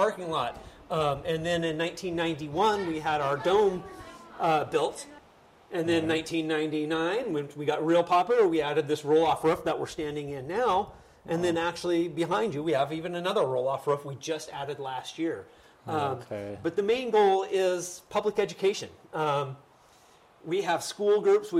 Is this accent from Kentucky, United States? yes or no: no; Bend, Oregon, United States; I moved back to my hometown of Bend